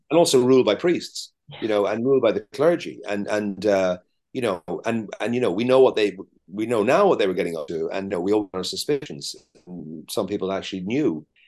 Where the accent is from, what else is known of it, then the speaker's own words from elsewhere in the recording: Ireland; as Irish people